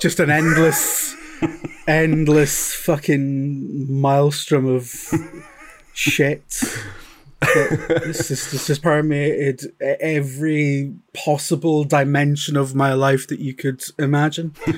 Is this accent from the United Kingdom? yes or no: yes; Scottish Central Belt, Scotland, United Kingdom; moved away as an adult; also born or lived in England; we grew up in the Scottish Central Belt